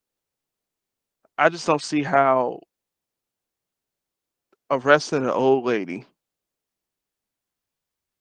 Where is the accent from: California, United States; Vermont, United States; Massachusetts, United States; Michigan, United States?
Michigan, United States; Detroit; moved away; also born or lived in Ohio; I grew up in Detroit